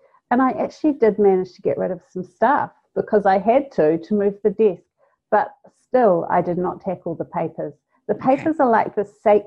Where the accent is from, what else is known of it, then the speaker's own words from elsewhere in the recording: North Island, New Zealand; now in South Island, New Zealand; I'm from the North Island